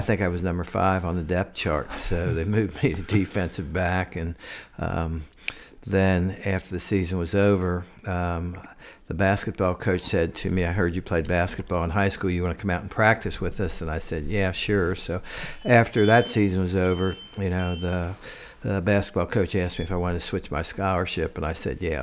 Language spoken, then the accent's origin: English; Cincinnati, Ohio, United States; also born or lived in Central Virginia; now in Johnson City, United States; I'm from Cincinnati